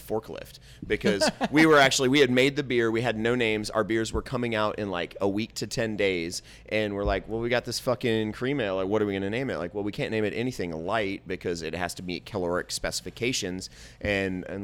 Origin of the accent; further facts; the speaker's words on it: Indianapolis, Indiana, United States; also born or lived in Beech Grove, Indiana / Crawfordsville, Indiana; I was born in Beech Grove, Indiana. Uh-oh. So I grew up on the south side of Indianapolis